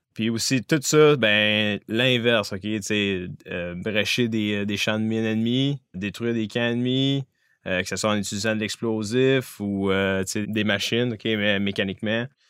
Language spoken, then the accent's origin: French; Abitibi-Témiscamingue, Quebec, Canada; moved away as an adult; Je viens de la BTB-Témiscamingue